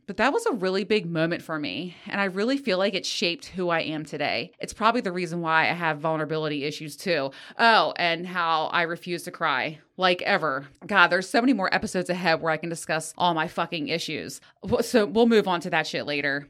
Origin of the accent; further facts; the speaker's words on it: Greenbelt, Maryland, United States; I grew up in Greenbelt, Maryland, on the outskirts of D C, in a teeny tiny little apartment